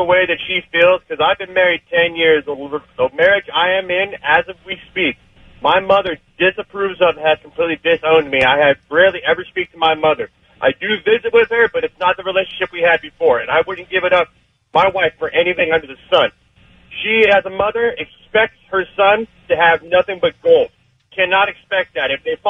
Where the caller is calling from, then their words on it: Riverside, California, United States; … from Riverside.